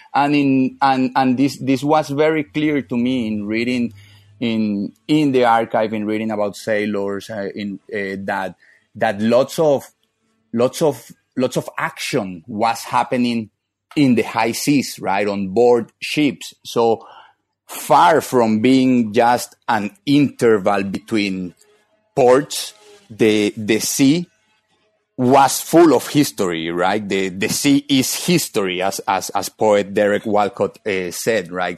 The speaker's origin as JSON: {"language": "English", "town": "Barranquilla", "region": "Atlántico", "country": "Colombia", "said": "I am from northern Colombia, from a city called Barranquilla"}